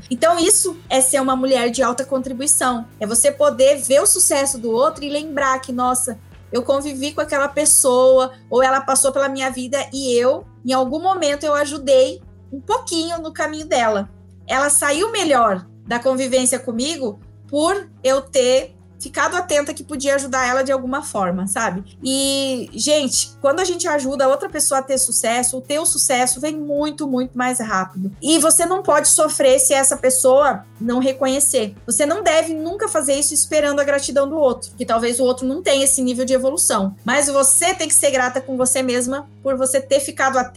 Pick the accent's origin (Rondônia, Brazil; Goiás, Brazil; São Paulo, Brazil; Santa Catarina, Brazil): Santa Catarina, Brazil; Curitibanos; also born or lived in Florianópolis; now in Brasília, Brazil; Eu saí de Curitibanos, fui para Florianópolis, de Florianópolis eu vim para Brasília